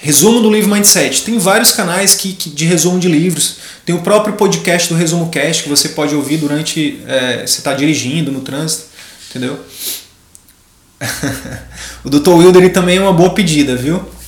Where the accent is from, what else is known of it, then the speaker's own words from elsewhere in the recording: Piauí, Brazil; moved away as an adult; lá do Piauí, lá, do, lá da minha região, lá do Cristalvinho, lá de Picos